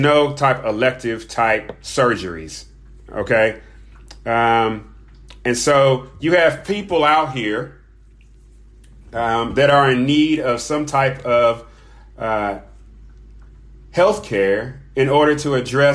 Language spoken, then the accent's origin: English; United States; I'm speaking as an American citizen